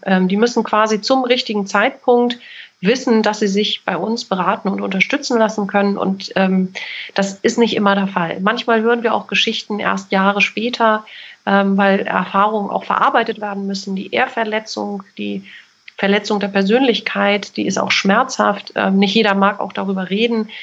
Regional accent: Kiel, Schleswig-Holstein, Germany; Ich bin in Kiel geboren und aufgewachsen

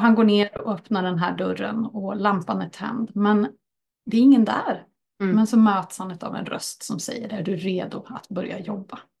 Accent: Örebro County, Sweden; en riktig närking så. Och här är jag född och uppväxt, inte just på den här orten, men jag är från Örebrostrakten.

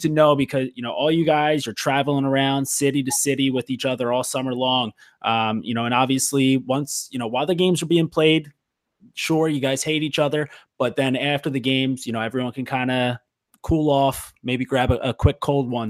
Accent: Philadelphia, Pennsylvania, United States; growing up in the Philly area, playing lacrosse

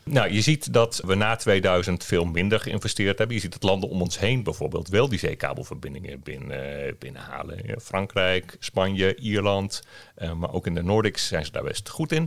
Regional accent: Netherlands; mijn trots Nederlanderschap

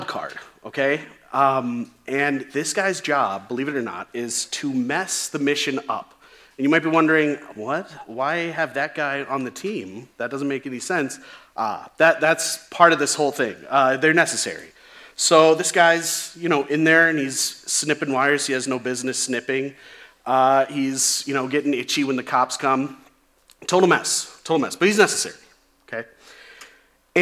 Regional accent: Chicago, Illinois, United States; when I was a kid, growing up in the Chicagoland area

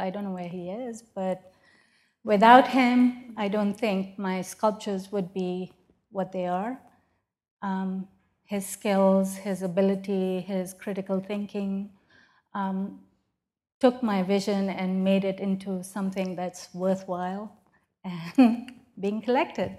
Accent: Pakistan; moved away as an adult; now in United States; as a woman growing up in Pakistan

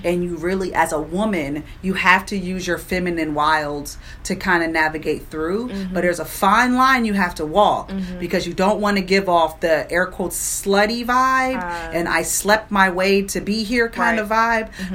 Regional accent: Prince George's County, Maryland, United States; also born or lived in Washington, D.C.; born and raised in Prince George's County.

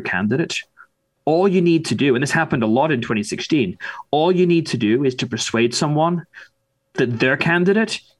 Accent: United Kingdom; now in United States; the United Kingdom, my home country

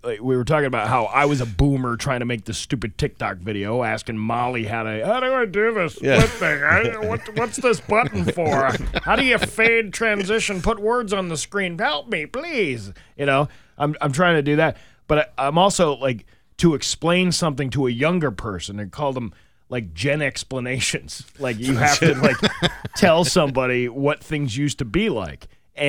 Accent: New Jersey, United States; I'm actually from New Jersey

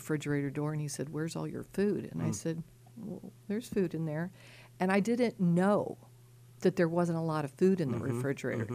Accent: Missouri, United States; moved away as an adult; now in Pittsburgh, United States; I grew up in Missouri, went to the University of Missouri undergraduate and law school

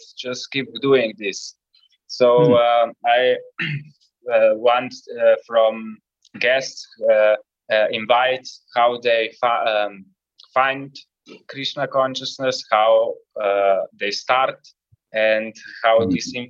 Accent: Ljubljana, Slovenia; I'm from Ljubljana

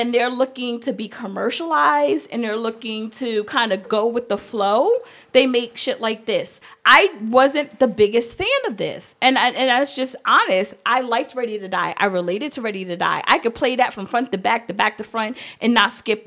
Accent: New York, United States; I'm from New York

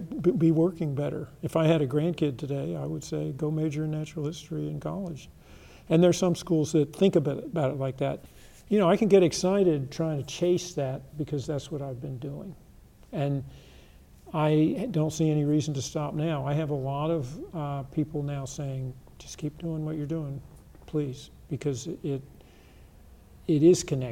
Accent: the Carolinas, United States; moved away; also born or lived in Eastern Washington; Where I grew up in the Carolinas, there was gold mining and precious mineral mining

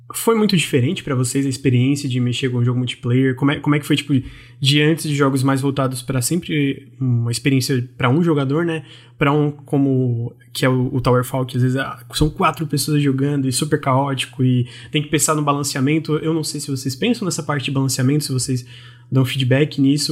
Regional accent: Santa Catarina, Brazil; eu sou de Santa Catarina

